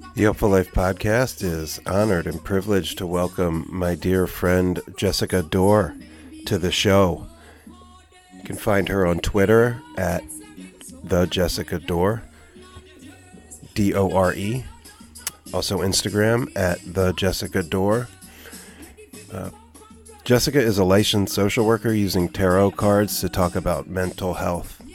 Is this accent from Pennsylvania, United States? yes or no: yes; Philadelphia, Pennsylvania, United States; also born or lived in New Orleans, Louisiana; now in Oakland, United States; I'm from the Philadelphia area.